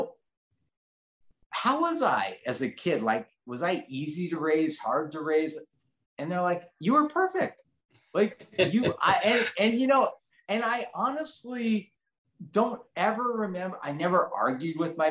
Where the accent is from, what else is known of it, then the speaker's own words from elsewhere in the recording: Los Angeles, California, United States; also born or lived in Switzerland; I grew up in Granada Hills.